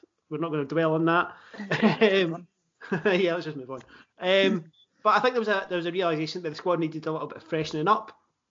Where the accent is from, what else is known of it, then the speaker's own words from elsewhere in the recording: Scotland, United Kingdom; Being Scottish